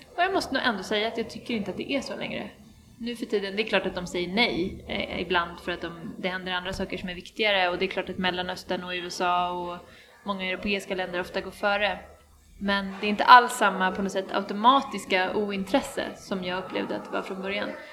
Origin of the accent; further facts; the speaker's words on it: Sweden; also born or lived in Chile; efter gymnasiet i Sverige